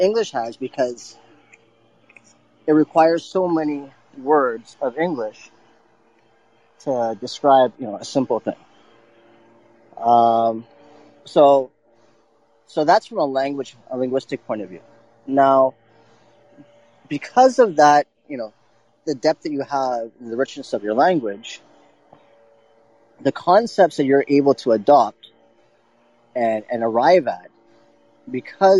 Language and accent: English; Ontario, Canada; I was born here. I was born in Canada.